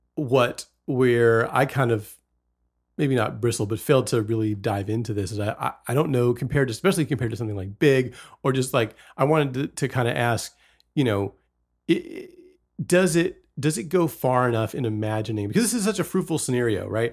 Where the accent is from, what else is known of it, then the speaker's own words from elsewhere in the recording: West Virginia, United States; also born or lived in Fort Worth, Texas; I was born in Texas and grew up in West Virginia.